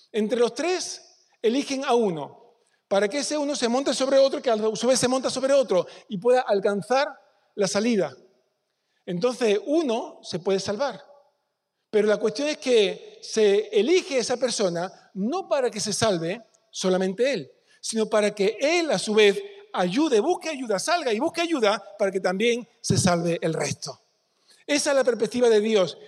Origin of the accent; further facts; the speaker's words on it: Peñarroya-Pueblonuevo, Andalusia, Spain; Yo soy cordobés. Nací en Peñarroya. Sé mi lugar de origen